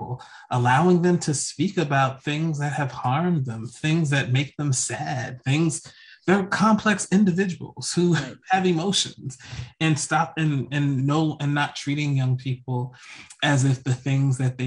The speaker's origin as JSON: {"language": "English", "region": "New Jersey", "country": "United States", "tie": "born or raised there", "said": "I was growing up in New Jersey"}